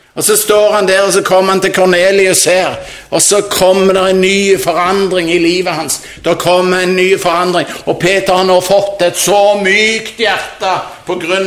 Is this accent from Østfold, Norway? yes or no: no; Jørpeland, Rogaland, Norway; hjemme på Jørpeland